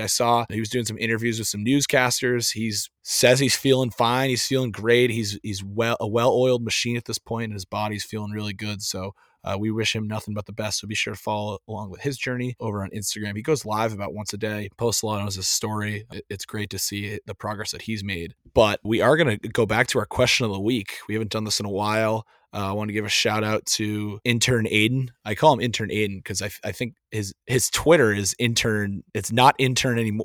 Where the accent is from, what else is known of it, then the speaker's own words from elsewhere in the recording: East Coast, United States; I, I'm from the East Coast